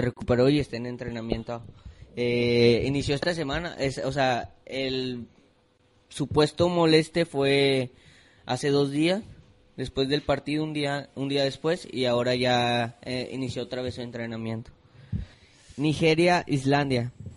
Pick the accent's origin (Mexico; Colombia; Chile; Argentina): Mexico; yo siendo mexicano